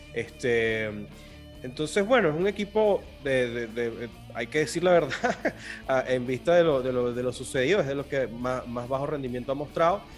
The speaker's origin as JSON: {"language": "Spanish", "country": "Venezuela", "accent": "Venezuelan", "said": "Yo soy venezolano, para los que no se han dado cuenta todavía por el acento."}